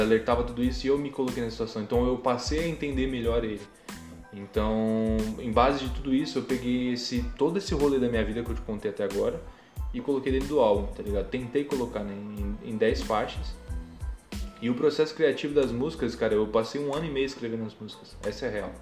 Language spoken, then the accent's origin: Portuguese; São Paulo, Brazil; Eu era tratado como o cara daqui, do Perialto